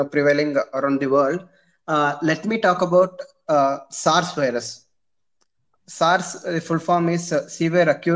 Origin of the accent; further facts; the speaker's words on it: Shivamogga, Karnataka, India; moved away as an adult; also born or lived in Mysore; now in Chamarajanagar, India; I'm basically from Shivamogga.